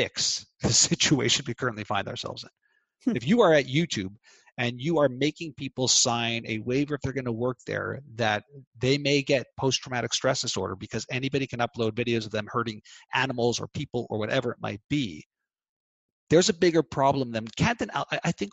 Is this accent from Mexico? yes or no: no; Canada; I'm Canadian.